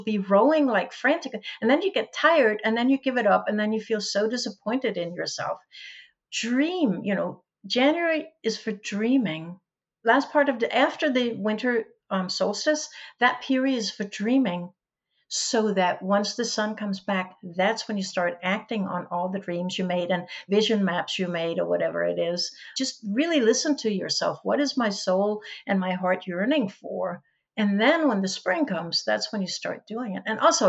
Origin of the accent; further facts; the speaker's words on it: Denmark; first language Danish; English is a second language; my native language is Danish, but I speak English. I write, I take notes in English. I read English. I sort of live English.